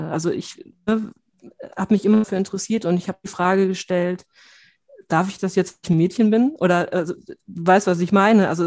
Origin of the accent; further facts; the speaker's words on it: Paderborn, North Rhine-Westphalia, Germany; Ähm, ich bin ja in der Provinz aufgewachsen, in Paderborn. Ähm, mein Bruder spielte schon immer in mehr oder weniger erfolgreichen Bands